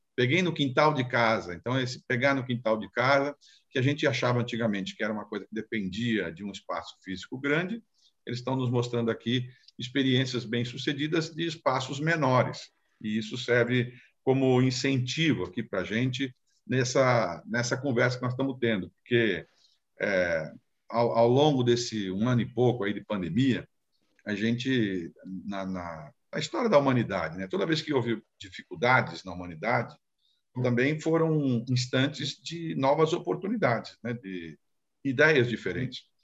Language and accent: Portuguese; São Vicente, São Paulo, Brazil; lá em São Vicente, né, onde eu, onde, da minha terra de origem lá